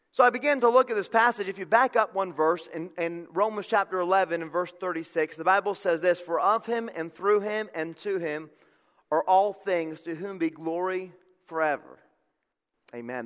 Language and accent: English; Connecticut, United States; I'm from Connecticut.